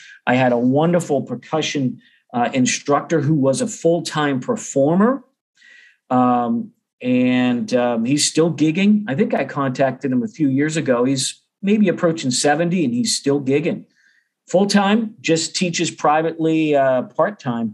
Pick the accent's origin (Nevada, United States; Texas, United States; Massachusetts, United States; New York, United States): Massachusetts, United States; Beverly; accent: Boston; moved away as an adult; now in Oklahoma, United States; I grew up about 30 miles northeast of Boston. So I do a good job trying to hide the Boston accent